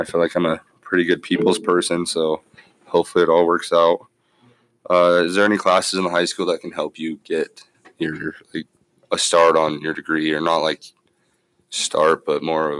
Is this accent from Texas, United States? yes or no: no; Green River, Wyoming, United States; I plan on staying in my hometown. I like it here. It's nice. This is where my family's at. This is where I've grown up.